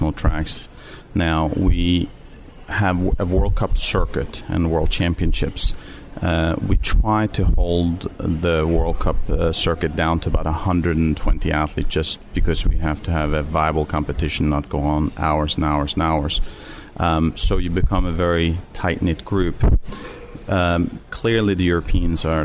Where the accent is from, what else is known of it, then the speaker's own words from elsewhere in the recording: Norway; moved away as an adult; also born or lived in United States; I'm originally from Norway